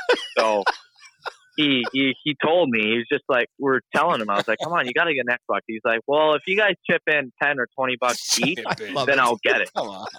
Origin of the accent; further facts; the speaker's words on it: Sydney, New South Wales, Australia; born there; Yeah, well, I mean, like I was born in Sydney, Australia, and, I don't remember anything at all.